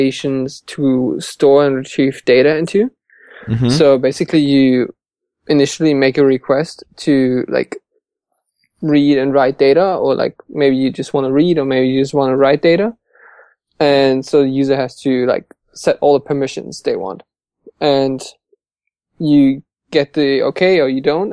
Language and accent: English; Hamburg, Germany; I'm from Hamburg in Germany, up north